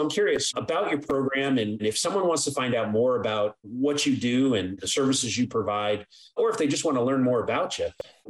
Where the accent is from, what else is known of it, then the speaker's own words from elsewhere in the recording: Ireland; So I always joke, I'm an Irishman, right?